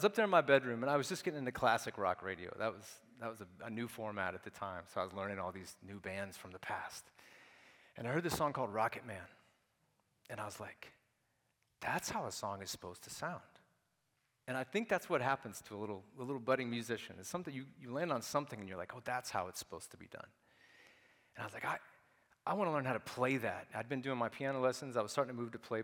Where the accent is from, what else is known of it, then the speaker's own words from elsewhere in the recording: Nashville, Tennessee, United States; I was raised in Nashville, Tennessee, from about the age of 3